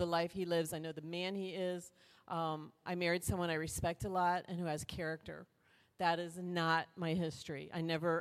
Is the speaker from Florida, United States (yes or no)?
yes; Miami, Florida, United States; I was born in Miami